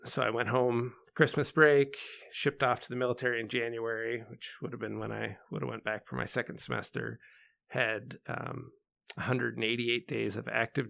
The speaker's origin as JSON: {"language": "English", "region": "Pennsylvania", "country": "United States", "tie": "born or raised there", "also_born_or_lived": "Ocean City, New Jersey / Des Moines, Iowa", "moved": "as an adult", "lives_now": "Chicago, United States", "said": "I was born in 74 and lived in New Jersey for 6 years, then moved to Pennsylvania, grew up there, graduated high school."}